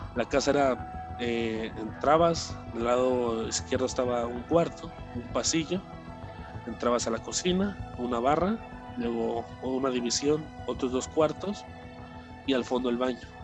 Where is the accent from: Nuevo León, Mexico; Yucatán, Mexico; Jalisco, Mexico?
Jalisco, Mexico; Guadalajara; nos mudamos de aquí, eh, de Guadalajara, hacia, hacia otra ciudad